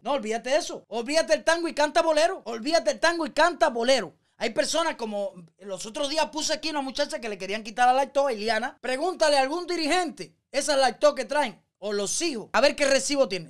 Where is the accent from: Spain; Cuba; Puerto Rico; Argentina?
Cuba; moved away as an adult; now in United States; yo hace cuatro años que salí de Cuba